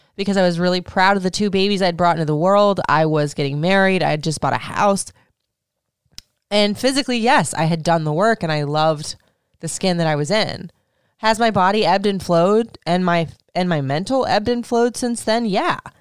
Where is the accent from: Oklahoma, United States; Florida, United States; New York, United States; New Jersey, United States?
Florida, United States; moved away as an adult; also born or lived in Michigan; I grew up in Florida